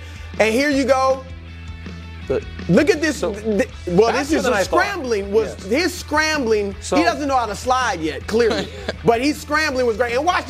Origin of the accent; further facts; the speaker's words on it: Midwest, United States; I'm a Midwesterner.